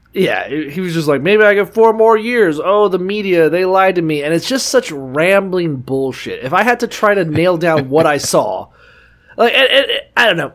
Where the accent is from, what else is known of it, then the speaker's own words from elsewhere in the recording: Niceville, Florida, United States; We're from Niceville, Florida, which has water burgers